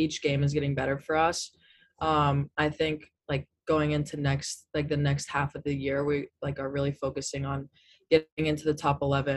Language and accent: English; California, United States; moved away as an adult; since I'm from California